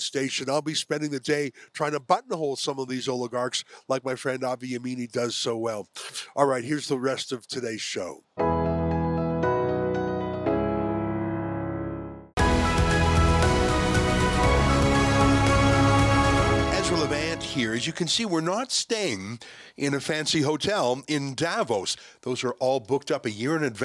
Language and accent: English; Canada; I'm the Canadian.